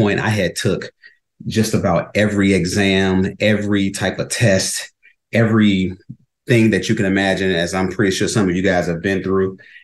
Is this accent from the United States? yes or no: yes; Chicago, Illinois, United States; moved away as an adult; now in Arizona, United States; I'm originally from Chicago, born and raised there